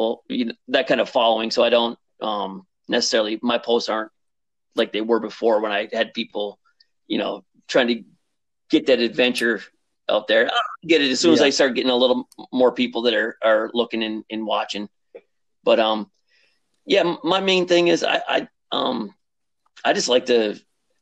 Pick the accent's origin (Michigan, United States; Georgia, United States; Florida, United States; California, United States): Michigan, United States; Upper Peninsula of; moved away as an adult; also born or lived in South Jersey; I grew up in the Upper Peninsula of Michigan